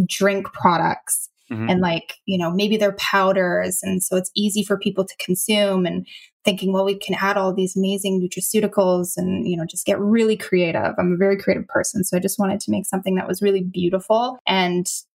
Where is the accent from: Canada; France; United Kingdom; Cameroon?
Canada; moved away as an adult; also born or lived in Malaysia; I'm from Canada